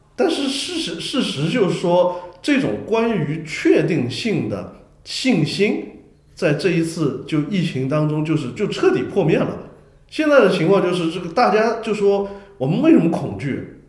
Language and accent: Chinese; China; 我们中国人